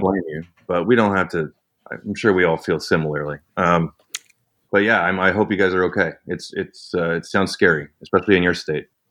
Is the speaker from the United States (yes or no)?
no; Canada; I'm Canadian.